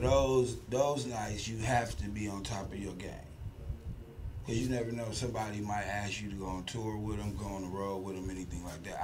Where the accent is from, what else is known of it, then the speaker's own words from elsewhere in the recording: Akron, Ohio, United States; now in Houston, United States; I'm from Akron, Ohio